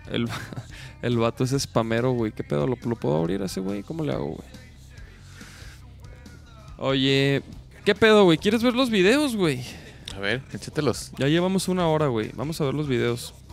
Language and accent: Spanish; Chihuahua, Mexico; moved away; cuando yo me vine de Chihuahua para acá, me, me vine manejando, güey.